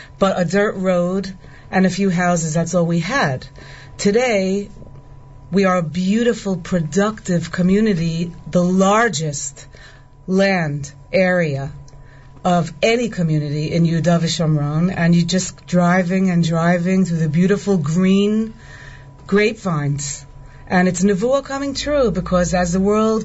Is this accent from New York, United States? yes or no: yes; New York City, New York, United States; born or raised there; moved away as an adult; now in Itamar, Israel